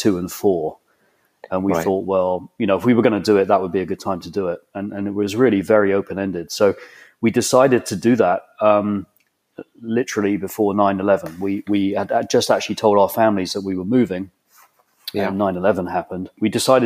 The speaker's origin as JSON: {"language": "English", "town": "Exeter", "region": "South West England", "country": "United Kingdom", "tie": "born or raised there", "also_born_or_lived": "Bristol", "moved": "as an adult", "lives_now": "Ghent, United States", "said": "I was born and raised essentially in Devon, in Exeter."}